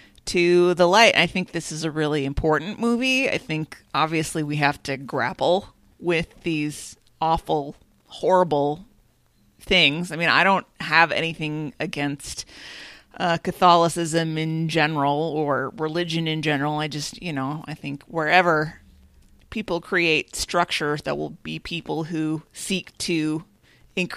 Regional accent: Minnesota, United States; as a Minnesotan, we in the Midwest

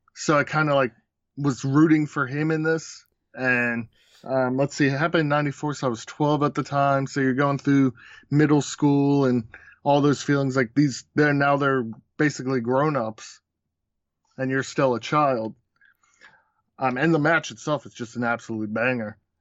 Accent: Baltimore, Maryland, United States; I'm from Baltimore, so it, we were a W C W town

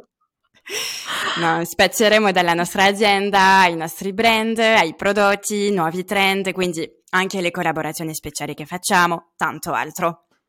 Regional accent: Lyon region, Auvergne-Rhône-Alpes, France; Italian is a second language; moved away as an adult; also born or lived in London, United Kingdom; now in Milan, Italy; Sono francese, vengo dalla regione di Lione, ma vivo da de- diversi anni a Milano

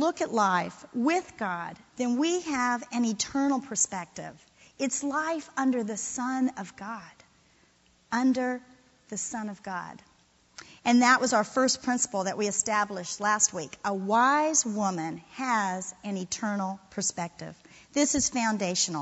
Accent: Florida, United States; moved away; I'm from Florida. I got here a little late. I'm a transplant.

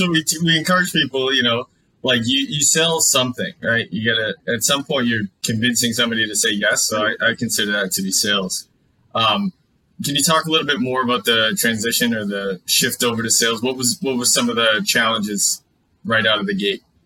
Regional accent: Mansfield, Massachusetts, United States; I grew up in Mansfield, Massachusetts, went to Mansfield High

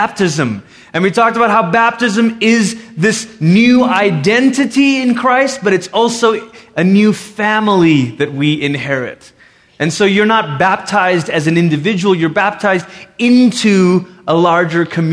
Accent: Malaysia; moved away; growing up in Malaysia

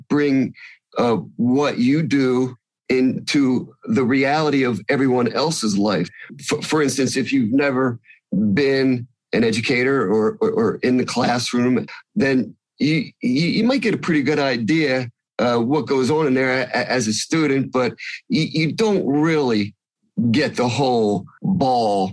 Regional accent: New Jersey, United States; I'm from New Jersey

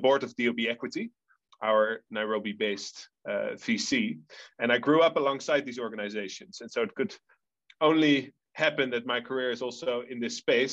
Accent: Netherlands; accent: Dutch; moved away; I'm a third generation member of a family from the Netherlands originally, which you'll still get from my accent.

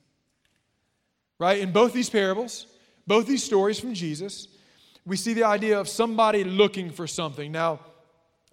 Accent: South Louisiana, United States; And we are from South Louisiana.

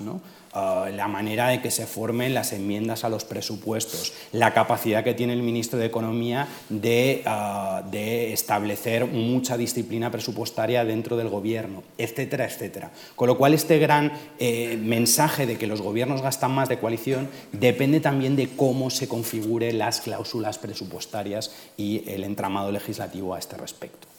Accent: Majorca, Balearic Islands, Spain; yo soy precisamente mallorquín, con lo cual lo conozco de primera

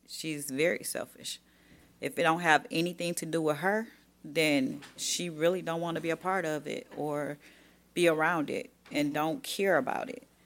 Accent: Birmingham, Alabama, United States; moved away; also born or lived in Detroit; growing up in Birmingham, Alabama

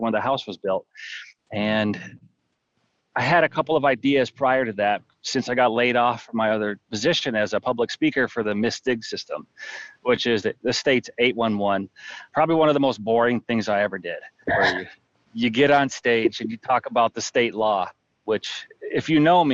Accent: Jackson, Michigan, United States; moved away as an adult; I grew up in Jackson, Michigan

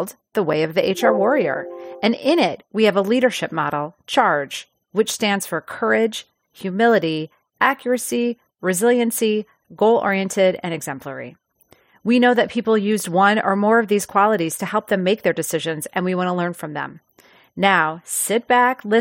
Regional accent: Midwest, United States; I'm from the Midwest.

